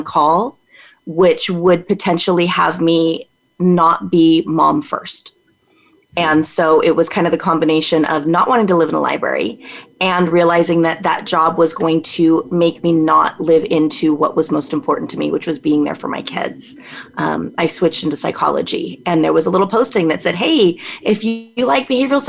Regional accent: California, United States; also born or lived in Las Vegas, Nevada; Born and raised in California, escaped to Vegas for a little bit, met my husband, got dragged back.

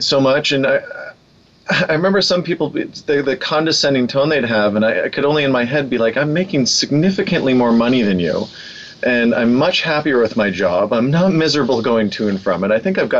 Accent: Vancouver, British Columbia, Canada; Born and raised in Vancouver.

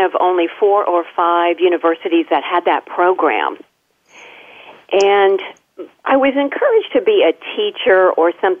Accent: a little town southeast of Indianapolis, United States; I grew up in the Midwest. In a little town southeast of Indianapolis

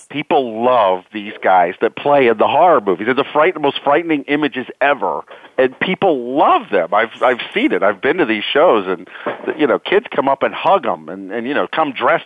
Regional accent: Southeast Ohio, United States; I'm from like Southeast Ohio

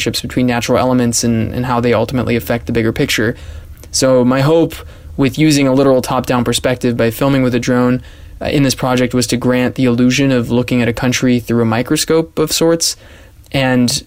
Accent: San Diego, California, United States; now in Budapest, Hungary; I'm from San Diego, California

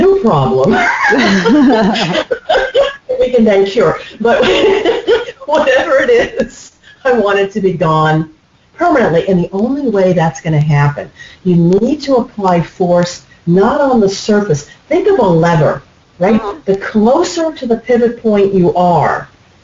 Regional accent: United States; I'm an American

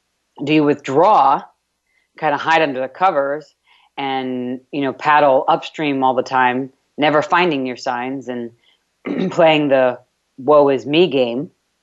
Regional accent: New York, United States; accent: New York; now in Texas, United States; It's kind of hard to say withdraw from my New York accent. I've gotten rid of a lot of my New York accent

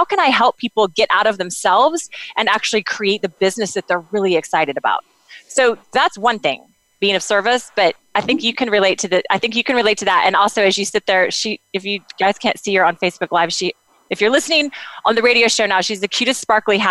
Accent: United States; moved away; also born or lived in Kansas / Oklahoma; I grew up in Kansas and Oklahoma

